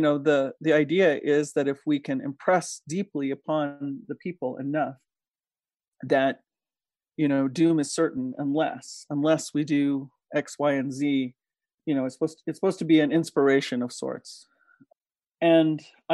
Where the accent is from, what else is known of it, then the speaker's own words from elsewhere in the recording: Diné Nation, Navajo Nation, United States; now in Taos, United States; I come from Diné Nation. As my daughter says, people know us incorrectly as Navajo